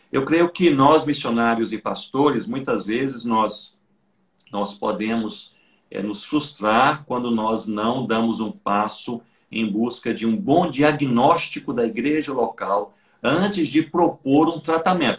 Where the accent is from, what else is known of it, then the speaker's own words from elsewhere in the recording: Brazil; nós somos brasileiros e nós vivemos em um país